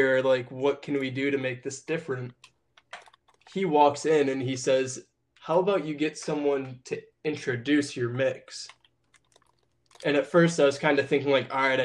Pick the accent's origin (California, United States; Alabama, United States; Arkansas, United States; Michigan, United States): Michigan, United States; we're both from Michigan